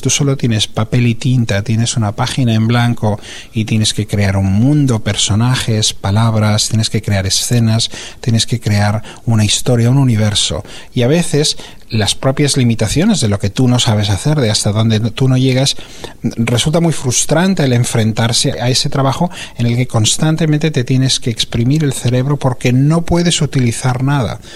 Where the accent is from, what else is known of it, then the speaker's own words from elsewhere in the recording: Barcelona, Catalonia, Spain; moved away as an adult; also born or lived in California, United States; la ciudad de Barcelona, que es donde yo nací, donde yo me crié y donde son mis raíces